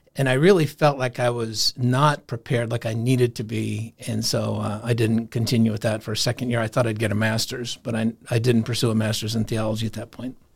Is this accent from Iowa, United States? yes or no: yes; Des Moines, Iowa, United States; moved away as an adult; also born or lived in Colorado / Vail, Colorado; I'm from Des Moines, Iowa, but I ended up in Colorado